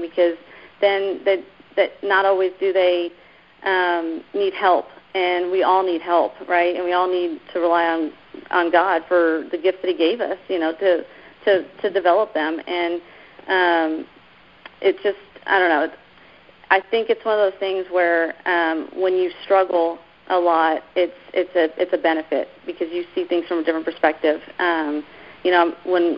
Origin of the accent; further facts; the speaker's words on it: Keller, Texas, United States; also born or lived in New York; My parents moved us down to Texas when I was like 10. And so we were raised in this little town called Keller, Texas